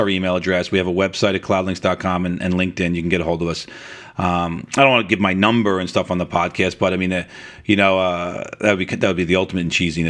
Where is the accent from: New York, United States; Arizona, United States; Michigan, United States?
New York, United States; New York City; accent: New York; now in Long Island, United States; I grew up in Rockaway Beach in New York, and I was probably a 5-iron from the ocean.